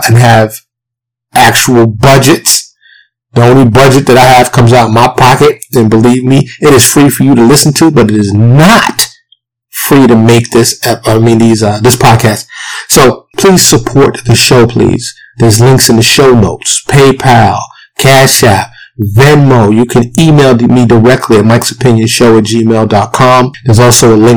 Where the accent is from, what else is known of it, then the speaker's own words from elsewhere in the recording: New York City, New York, United States; I grew up in Harlem, the South Bronx, New York City